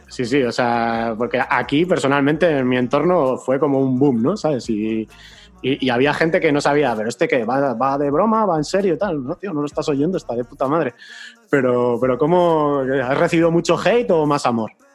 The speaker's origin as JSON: {"language": "Spanish", "region": "Basque Country", "country": "Spain", "said": "la peña que somos de aquí, de Euskadi, aunque yo no sea de la zona de Vizcaya"}